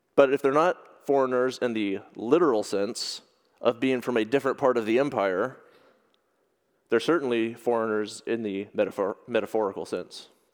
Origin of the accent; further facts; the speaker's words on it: United States; moved away as an adult; now in Ireland; from my home place where I grew up in America